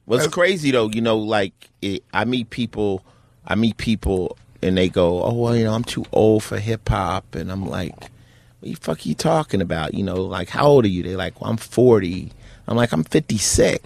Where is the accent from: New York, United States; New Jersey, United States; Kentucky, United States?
New Jersey, United States; Newark; moved away; also born or lived in Summit, New Jersey / Los Angeles; I was born in Newark, New Jersey